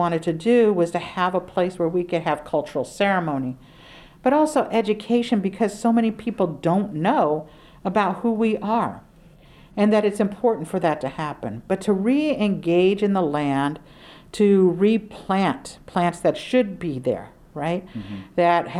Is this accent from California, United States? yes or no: yes; Oakland, California, United States; I grew up here in Oakland my entire life and didn't know the story of what had happened here